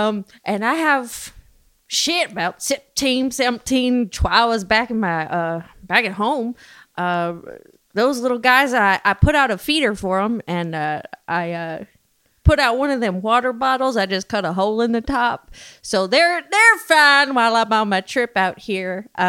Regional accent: Humble, Texas, United States; Okay, well … I'm 35 years old. I'm actually born and raised in Humble, Texas. It's a town not too far from Houston, probably 30 miles north or so.

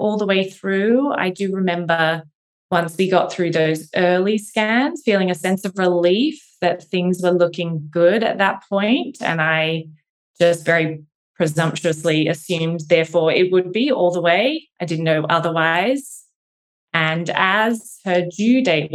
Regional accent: Australia; moved away as an adult; also born or lived in Cambridge, England; now in Philadelphia, United States; I'm from Australia, so living far from home near Philadelphia now

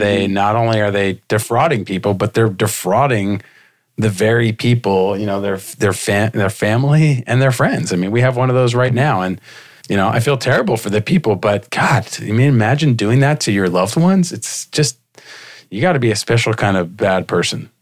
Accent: Miami, Florida, United States; growing up in Miami when Miami Vice was on

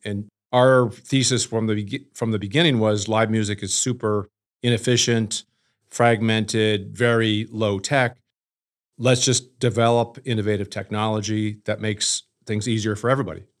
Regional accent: Canada; moved away; also born or lived in New York City; I'm originally from Canada, fell in love with New York City and moved there

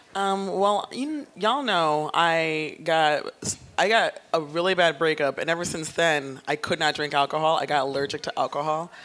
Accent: New York City, New York, United States; I'm from the Bronx

